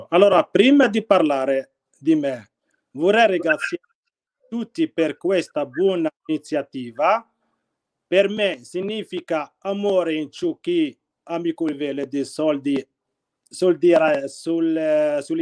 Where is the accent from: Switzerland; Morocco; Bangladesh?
Morocco; Khemisset, Rabat-Salé-Kénitra; Italian is a second language; now in Tortona, Italy; io provengo dal Marocco, sono nato nel 5 eh, marzo 1981 in una religione islamica. Sono cresciuto nella città di Kemisat